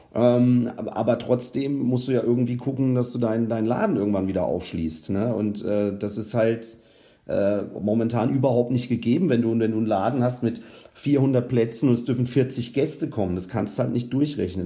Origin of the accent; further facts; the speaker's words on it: Rüdesheim am Rhein, Hesse, Germany; also born or lived in Eltville; komme ich ja gebürtig aus Hessen auch, also aus Rüdesheim am Rhein und habe dann in Eltville in der Fassennacht mit zwölf Jahren angefangen